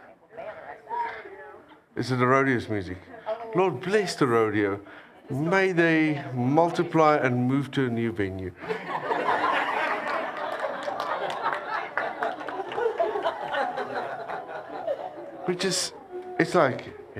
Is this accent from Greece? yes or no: no; South Africa; I came all the way from South Africa